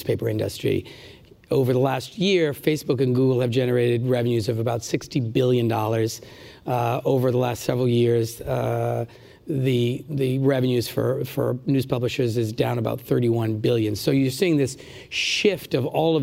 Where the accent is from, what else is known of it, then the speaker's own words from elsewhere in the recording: Rhode Island, United States; the Providence Journal, which is the newspaper in my home state